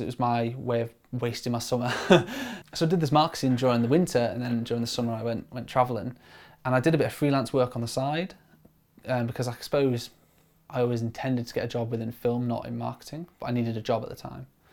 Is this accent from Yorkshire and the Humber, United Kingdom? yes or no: yes; Grimsby, Yorkshire and the Humber, United Kingdom; moved away as an adult; also born or lived in Stoke-on-Trent; now in Manchester, United Kingdom; I grew up in Grimsby on the East Coast